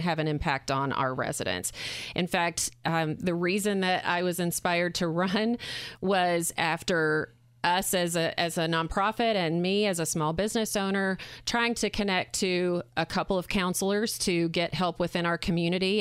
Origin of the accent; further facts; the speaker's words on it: Arkansas, United States; moved away as an adult; now in Indiana, United States; I'm from Arkansas.